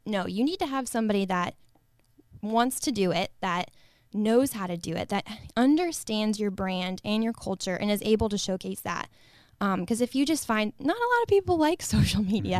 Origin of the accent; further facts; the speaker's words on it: Northwest Ohio, United States; born and raised in Northwest Ohio, small town America